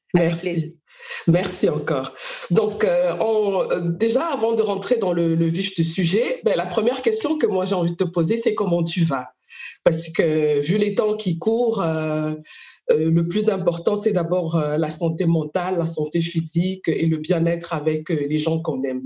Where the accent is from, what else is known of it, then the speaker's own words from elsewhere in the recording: Cameroon; moved away; moi aussi je viens du Cameroun